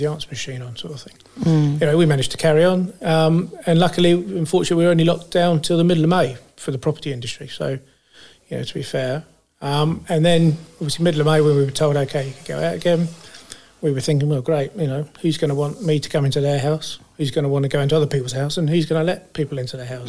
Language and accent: English; Fleet, South East England, United Kingdom; I come from Fleet and grew up in Fleet from young age